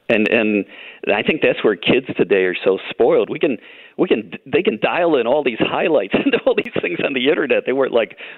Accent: United States; I grew up near the Canadian border

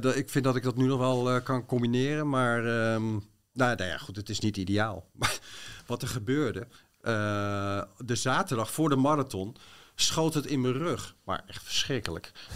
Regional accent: Bodegraven, South Holland, Netherlands; in de, buurt van Bodegraven, waar ik ben opgegroeid

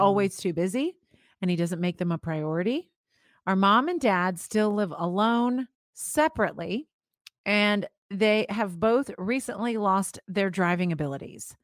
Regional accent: Florida, United States; I grew up in Florida

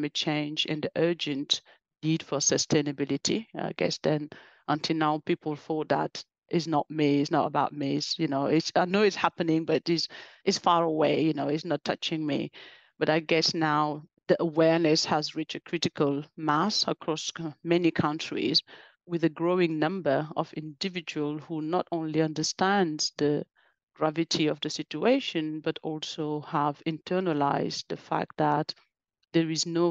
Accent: France; also born or lived in West Africa; I was born and in Africa, in the west coast of Africa, and grew up in France

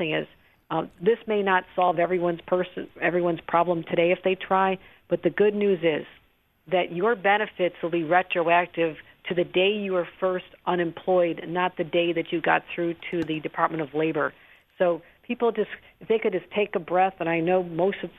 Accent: Erie County, upstate New York, United States; my hometown and upstate New York

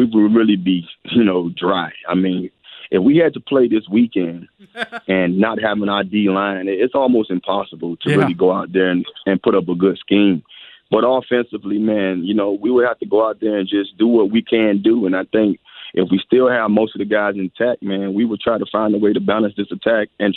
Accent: Miami, Florida, United States; me being from Miami

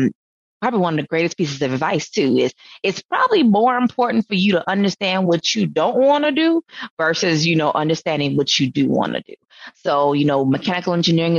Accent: Sumter, South Carolina, United States; I'm from Sumter, South Carolina, South Kakalaki. So grew up on a farm.

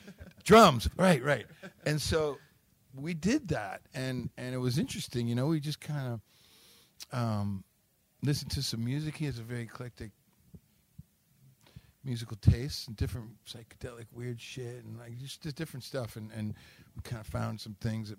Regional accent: Detroit, Michigan, United States; born or raised there

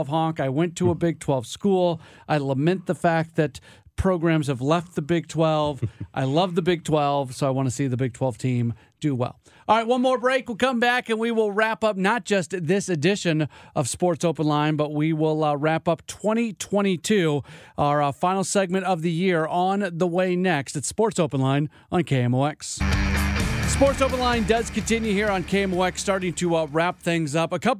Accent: St. Louis, Missouri, United States; moved away as an adult; also born or lived in Milwaukee; get back to St. Louis, get back to my hometown

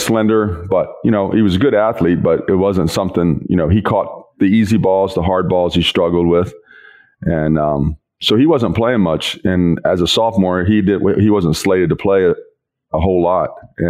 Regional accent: West Virginia, United States; born there; West Virginia.

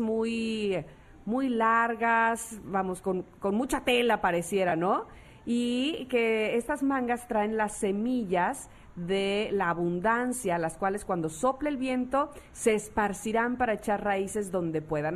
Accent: Mexico; los mexicanos

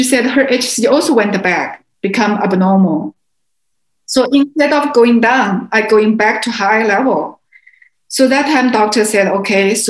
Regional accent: China; moved away; also born or lived in Beijing; my hometown

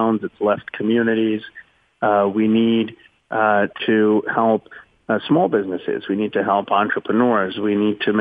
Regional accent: Philadelphia, Pennsylvania, United States; moved away as an adult; also born or lived in Chicago; I was born in Philadelphia

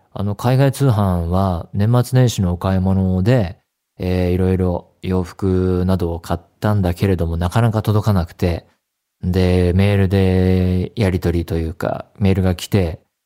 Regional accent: Saitama, Japan; 地元が埼玉県で、で、高校が東京だったので

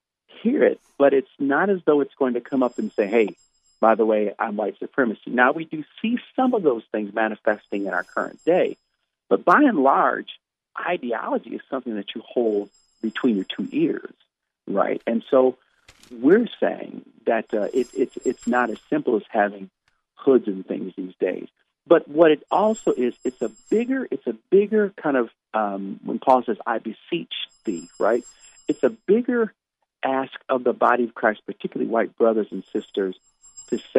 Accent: United States; I'm so blessed to be, you know, born in this nation and love my country

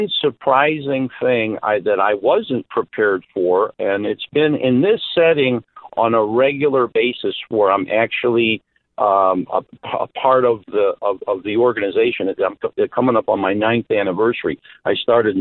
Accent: Chicago, Illinois, United States; as a kid growing up in Chicago

